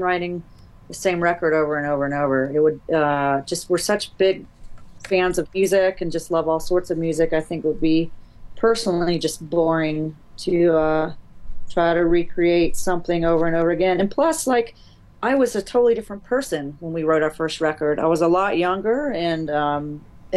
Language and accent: English; Greensboro, North Carolina, United States; now in Savannah, United States; I'm from Greensboro, North Carolina.